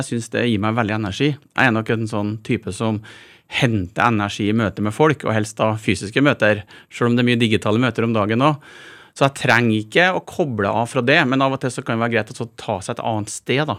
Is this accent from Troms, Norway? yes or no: no; Malm, Trøndelag, Norway; moved away; jeg vokste opp i et gruvesamfunn